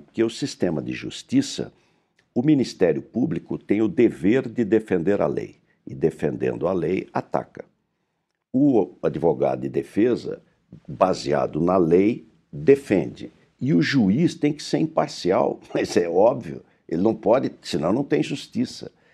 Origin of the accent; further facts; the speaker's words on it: Pindamonhangaba, São Paulo, Brazil; Eu sou do, de, do interior, do Vale do Paraíba, de Pindamonhangaba